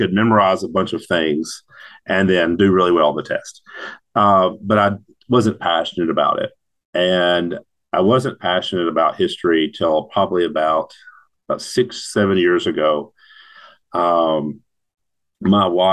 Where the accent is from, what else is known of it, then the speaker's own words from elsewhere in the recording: Union City, Tennessee, United States; also born or lived in Walnut Ridge, Arkansas; I was born and raised in Union City, graduated in 2006 from Union City High School